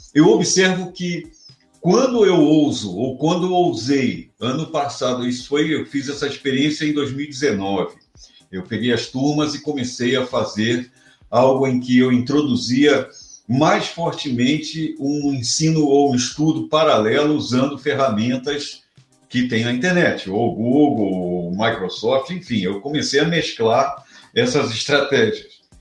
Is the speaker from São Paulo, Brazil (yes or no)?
no; Rio de Janeiro, Brazil; moved away as an adult; eu sou carioca, eu nasci e vivi no Rio de Janeiro, por mais de 30 anos